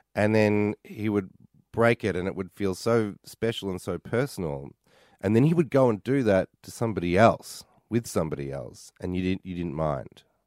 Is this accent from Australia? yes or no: yes; Mentone, Victoria, Australia; moved away as an adult; now in New York, United States; I grew up in Mentone